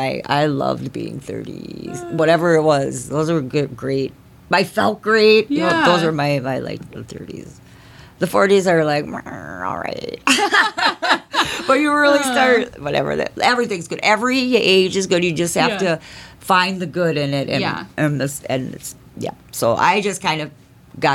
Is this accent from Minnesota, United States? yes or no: yes; Circle Pines, Minnesota, United States; I grew up in Circle Pines, Minnesota, which is like pretty small townish